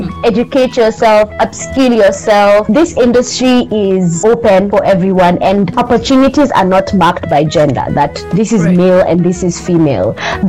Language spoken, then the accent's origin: English; Kenya; I'm from Kenya